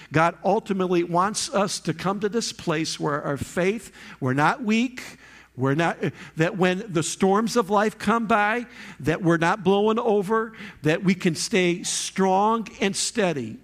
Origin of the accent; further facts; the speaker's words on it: Michigan, United States; moved away; I'm from Michigan, that's where I came from